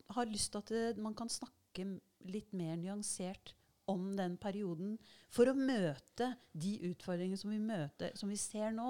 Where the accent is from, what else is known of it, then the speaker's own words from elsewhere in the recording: Larvik, Vestfold, Norway; jeg har vokst opp eh, i Brunlandnes ved Larvik, med skjærgården der.